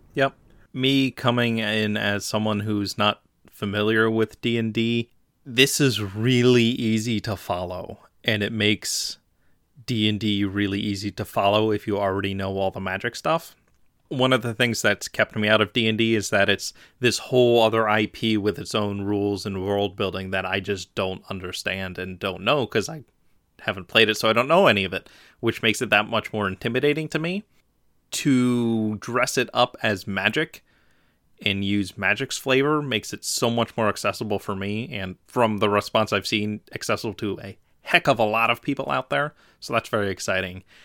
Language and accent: English; Philadelphia, Pennsylvania, United States; I'm from Philly